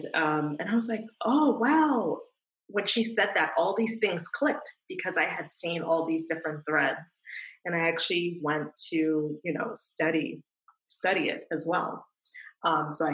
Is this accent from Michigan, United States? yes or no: no; New York City, New York, United States; growing up in New York City